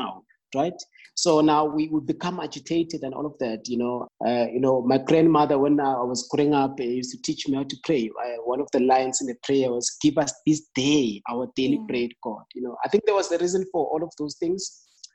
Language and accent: English; Emakaya, Mpumalanga, South Africa; I grew up in the farm. I'm from Emakaya, back in Mpumalanga